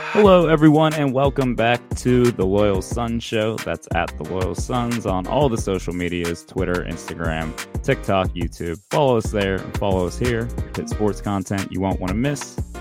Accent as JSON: {"language": "English", "town": "Pittsburgh", "region": "Pennsylvania", "country": "United States", "tie": "born or raised there", "said": "the Northside Catholics that I grew up around"}